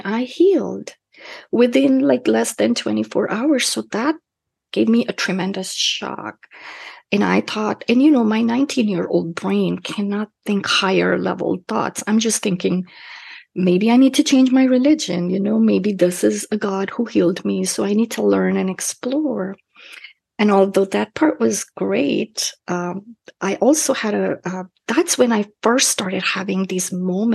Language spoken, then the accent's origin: English; Kolkata, West Bengal, India; moved away as an adult; now in United States; where I grew up in Calcutta